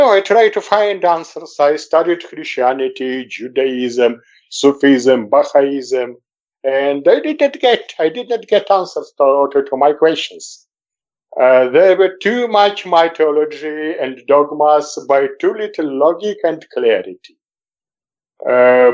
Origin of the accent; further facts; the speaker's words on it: Moscow, Russia; moved away as an adult; now in Jerusalem, Israel; I was born in Moscow in '60, was fond of journalism, worked in many Soviet editions